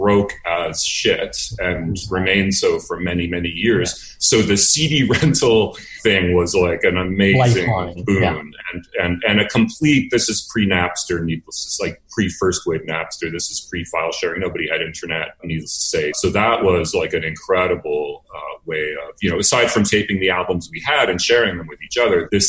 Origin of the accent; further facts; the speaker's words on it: Winnipeg, Manitoba, Canada; moved away as an adult; now in Montreal, Canada; I'm from Winnipeg originally. I moved here in 88 to Montreal